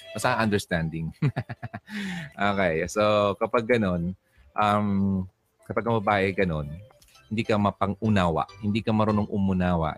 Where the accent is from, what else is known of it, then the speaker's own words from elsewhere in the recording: Albay, Bicol Region, Philippines; albay, albayano po ako